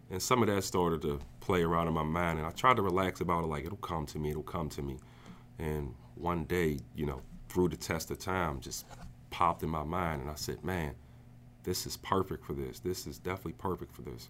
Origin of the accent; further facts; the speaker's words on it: New Jersey, United States; moved away as an adult; now in Pittsburgh, United States; I'm originally from New Jersey. I grew up there most of my life. Um, around the age of eighteen, I moved to Pittsburgh